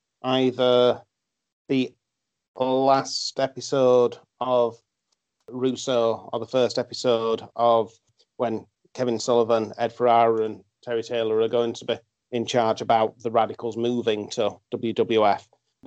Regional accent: Yorkshire and the Humber, United Kingdom; We're still Vikings at heart, though, in Yorkshire.

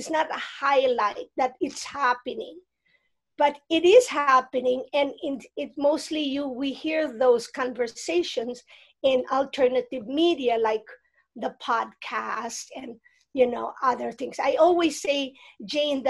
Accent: Philippines; moved away; I grew up in the Philippines and in a region.

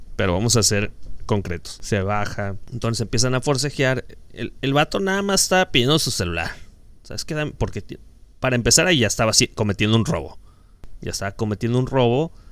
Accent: Mexico; como buenos mexicanos

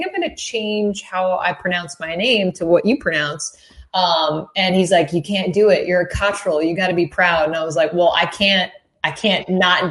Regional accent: Saratoga Springs, New York, United States; I grew up in Saratoga Springs, which is, 3.5 hours away from Rochester to the east.

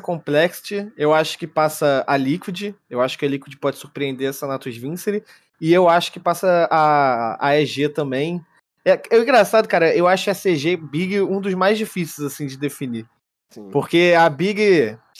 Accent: Brazil; eu sou brasileiro

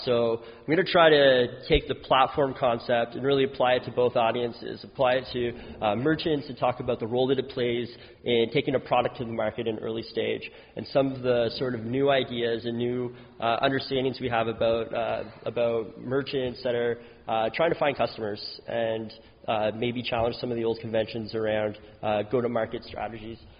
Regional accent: New Brunswick, Canada; now in Ottawa, Canada; I live in Ottawa now, but I'm from New Brunswick

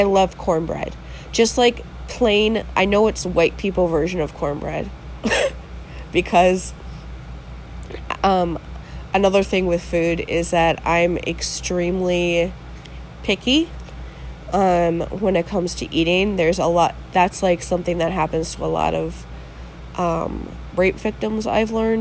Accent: Wisconsin, United States; here in Wisconsin

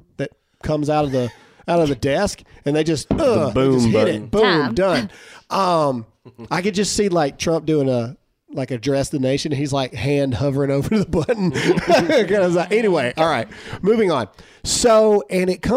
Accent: Mississippi, United States; I was from Mississippi

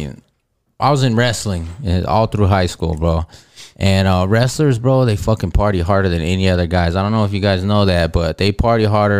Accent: El Paso, Texas, United States; also born or lived in Missouri / Illinois / Atlanta, Georgia; I'm a local El Paso aspiring comedian. Been here since I was 7 years old, man. And this is home, bro.

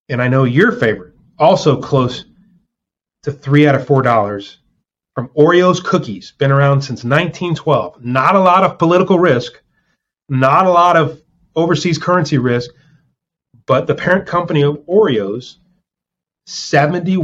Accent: New Orleans, Louisiana, United States; we're both from New Orleans

